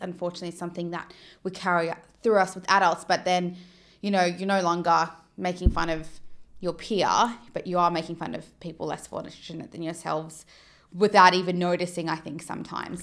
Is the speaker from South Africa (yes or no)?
yes; South Africa; now in Australia; growing up in South Africa